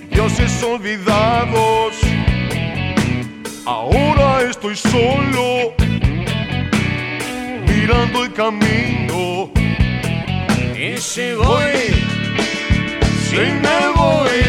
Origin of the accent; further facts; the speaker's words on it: Argentina; con total respeto, soy argentino, pero lo digo de corazón